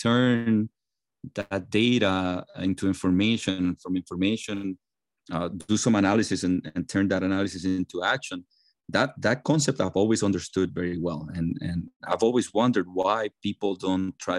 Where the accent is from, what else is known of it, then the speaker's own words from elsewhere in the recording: Puerto Rico; I grew up in Puerto Rico